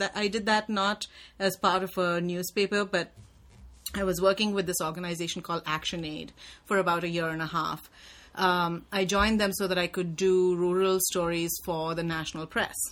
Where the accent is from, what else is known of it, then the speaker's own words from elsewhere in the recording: India; I was just such a product of my time growing up in India